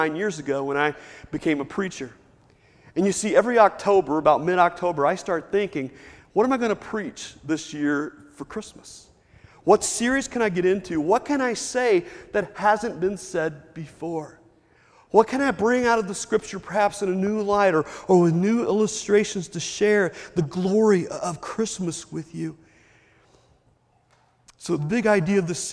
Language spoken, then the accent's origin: English; Lexington, United States; growing up in Lexington with my mom and dad